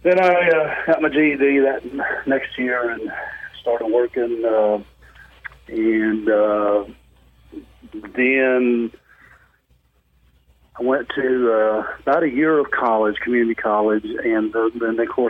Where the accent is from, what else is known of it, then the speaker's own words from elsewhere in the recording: Honaker, Virginia, United States; I was born in Honaker, Virginia. It was down in the southwest part of the state of Virginia.